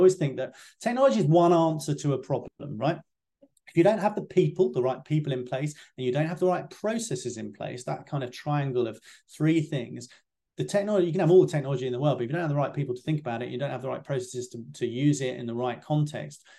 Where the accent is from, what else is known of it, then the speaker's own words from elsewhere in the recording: United Kingdom; as a UK guy